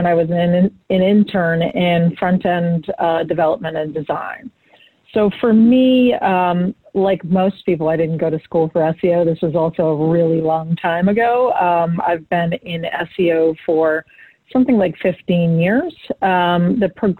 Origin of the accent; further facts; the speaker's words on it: Boston, Massachusetts, United States; I'm from Boston